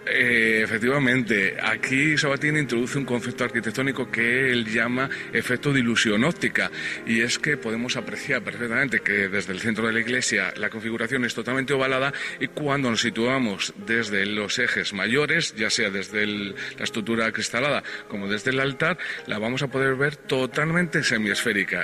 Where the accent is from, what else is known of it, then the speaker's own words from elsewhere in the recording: Valladolid, Castile and León, Spain; nuestra tierra, en Castilla y León, en, en Valladolid en concreto